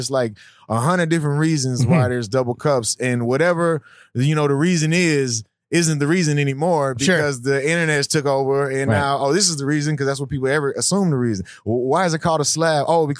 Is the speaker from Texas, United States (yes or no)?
yes; Houston, Texas, United States; growing up in Houston